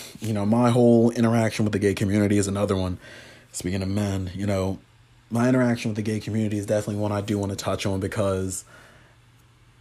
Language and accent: English; Huntington Beach, California, United States; growing up in Huntington Beach